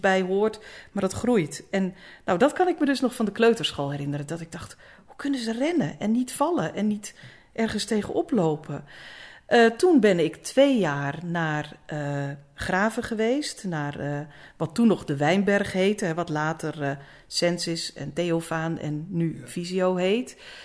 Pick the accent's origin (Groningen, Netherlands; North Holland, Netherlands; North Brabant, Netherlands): North Holland, Netherlands; Egmond aan de Hoef; moved away as an adult; also born or lived in Apeldoorn; Ik ben geboren in Egmond. Egmond aan de Hoef.